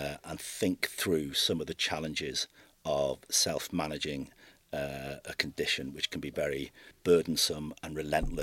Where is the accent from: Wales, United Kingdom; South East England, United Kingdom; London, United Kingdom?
Wales, United Kingdom; North; moved away as an adult; now in Belfast, United Kingdom; I'm not originally from Belfast. I'm from North Wales originally, and I came to Belfast in 1995